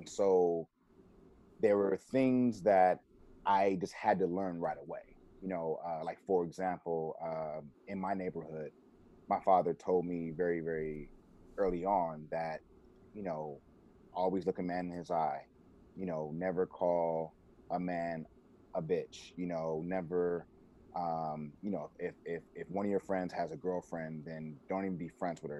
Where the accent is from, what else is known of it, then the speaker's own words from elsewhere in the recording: Los Angeles, California, United States; I grew up off of Hauser and Washington, Adams and La Brea. And back when I was a kid, it was considered South Central. And then years later, it became Mid-City.